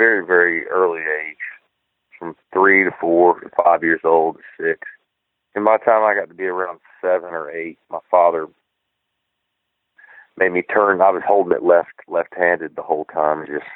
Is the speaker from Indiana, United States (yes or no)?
no; Vero Beach, Florida, United States; moved away as an adult; now in Nashville, United States; I'm from Southeast, a little town called Vero Beach, Florida. And my family's still there. And I moved to Nashville when I was 19